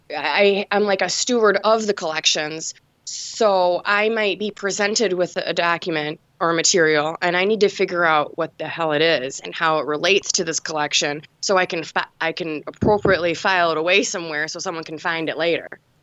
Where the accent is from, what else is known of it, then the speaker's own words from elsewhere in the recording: Detroit, Michigan, United States; I was born in Detroit, and I'm, I'm still here. I'm in a suburb right now, but, yeah, I've, I've been here my whole life